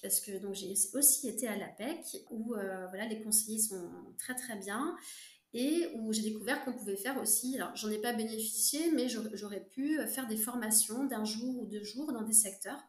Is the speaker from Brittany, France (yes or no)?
yes; Brittany, France; je suis bretonne